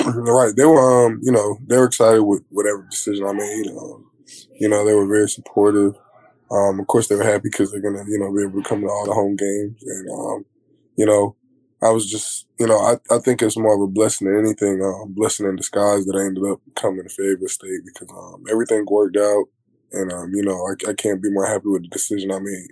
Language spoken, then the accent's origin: English; Fayetteville, North Carolina, United States; I'm from Fayetteville